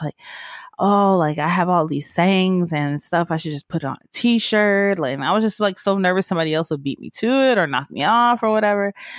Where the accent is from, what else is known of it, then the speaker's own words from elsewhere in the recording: the South, United States; I'm country as hell. I'm from the South